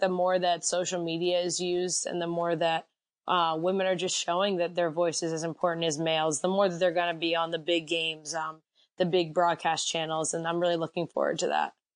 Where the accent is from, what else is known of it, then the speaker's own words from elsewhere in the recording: Reading, Pennsylvania, United States; I'm from Reading, Pennsylvania, about an hour outside